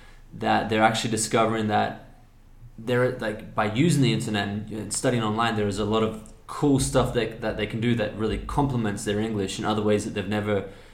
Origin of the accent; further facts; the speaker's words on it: Australia; accent: Australian; a lot of people have commented on me, for example, because my I've kind of neutralized my Australian accent here.